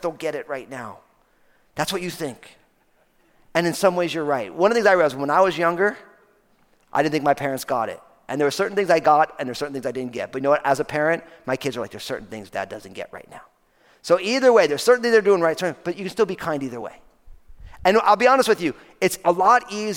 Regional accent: New Jersey, United States; I'm from New Jersey

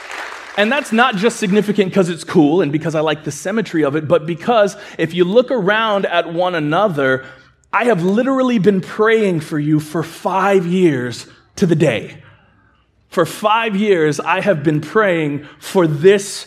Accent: California, United States; moved away; I'm from California

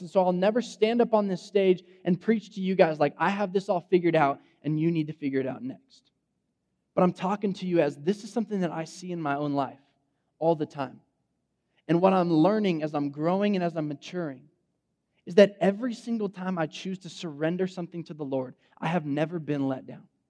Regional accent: Fresno, California, United States; I grew up in Fresno, like West Fresno. I'm a Central High School graduate

